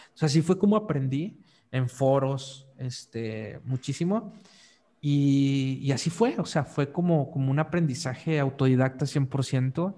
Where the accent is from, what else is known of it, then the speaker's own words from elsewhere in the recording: northern Mexico, Mexico; moved away as an adult; also born or lived in Monterrey, Mexico; yo soy del norte de México